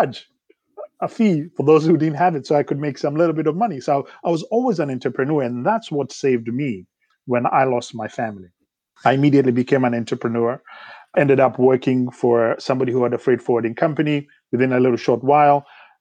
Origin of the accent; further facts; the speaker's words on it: Kenya; moved away as an adult; now in United States; I grew up in Kenya